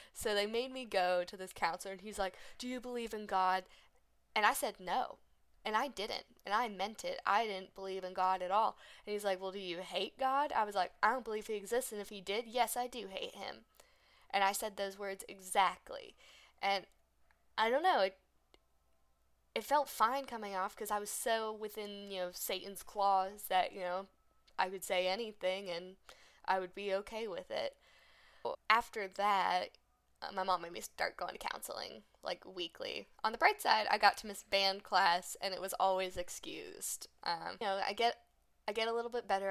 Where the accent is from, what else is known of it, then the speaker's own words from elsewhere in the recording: United States; we're just American